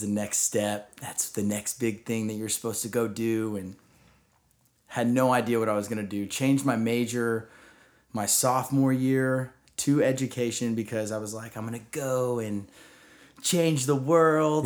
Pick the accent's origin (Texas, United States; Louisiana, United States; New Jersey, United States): Texas, United States; Rockwall; I grew up in Rockwall, Texas